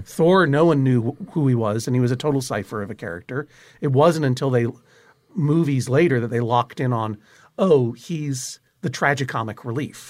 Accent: Brookline, Massachusetts, United States; Angry Red Planet was a staple on Channel fifty-six afternoons when I was growing up in Brookline

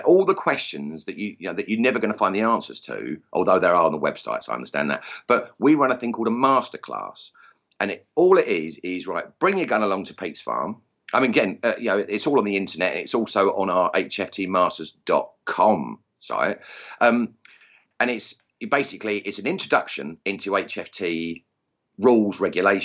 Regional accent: Essex, East of England, United Kingdom; accent: Essex; my crude Essex accent

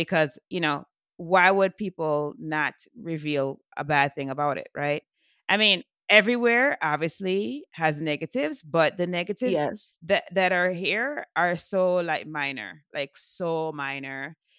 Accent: Jamaica; Because I'm from Jamaica originally.

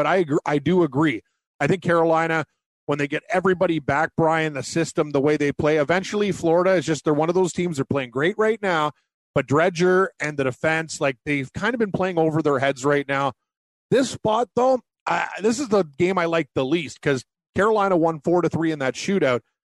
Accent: Canada; I'm a Canadian.

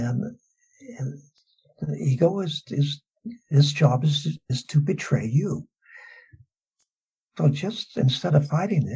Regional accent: Southern California, United States; I grew up in Southern California.

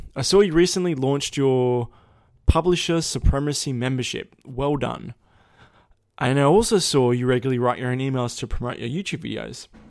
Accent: Australia; I was Australian

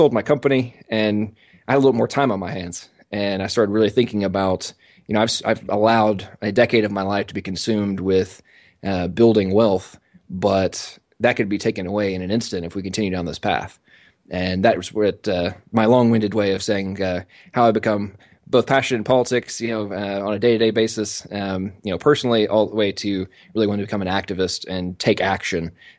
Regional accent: England, United Kingdom; I'm American, but I was born and raised in England. My father was a military contractor, and they moved over there about 10 days before I was born.

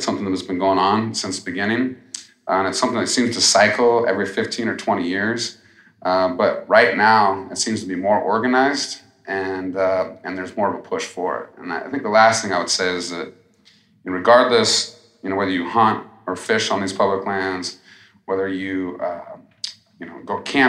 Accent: Montana, United States; From my home state of Montana, Senator, Wyoming Senator, Idaho Senator, they fought him.

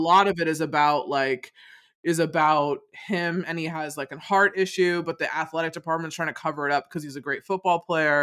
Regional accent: Rochester, United States; where I grew up in Rochester

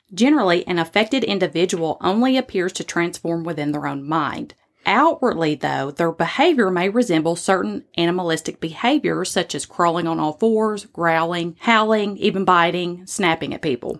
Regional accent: the South, United States; accent: Southern; my Southern accent

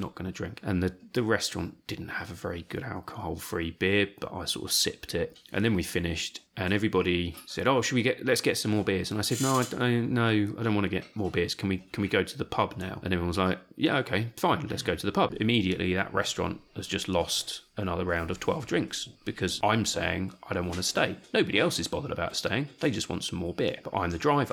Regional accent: England, United Kingdom; because we're English

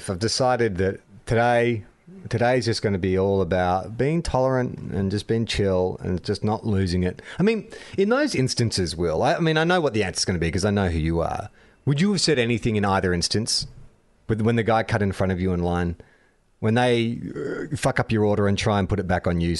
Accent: Australia; as an Australian

